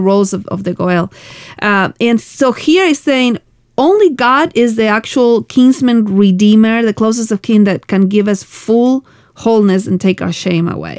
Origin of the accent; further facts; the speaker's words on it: Argentina; moved away; I come from Argentina where we. Um, we had really difficult political times uh-huh. uh, when I was growing up